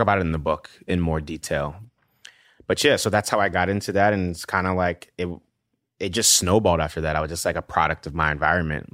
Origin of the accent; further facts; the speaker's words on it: New York City, New York, United States; also born or lived in Nigeria / Washington, D.C.; growing up in the South Bronx, it's like you're, f, you're fighting everywhere you go